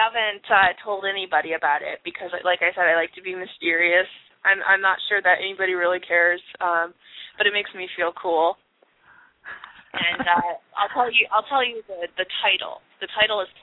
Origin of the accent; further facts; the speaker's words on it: Oxford, Michigan, United States; my hometown, Oxford, Michigan. It's a super small podunk suburb, and it was really boring to live there growing up.